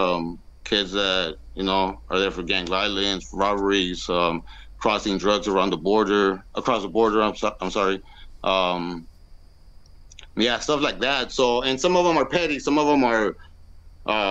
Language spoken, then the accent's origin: English; San Diego, California, United States; I'm from San Diego, California. I've basically lived here my whole life. This is where I was born and raised.